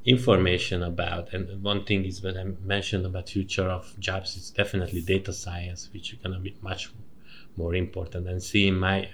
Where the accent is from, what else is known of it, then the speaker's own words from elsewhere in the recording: Kaposvár, Somogy, Hungary; moved away as an adult; also born or lived in Maastricht, Netherlands; I'm from the countryside. Kaposvár, it's a southern.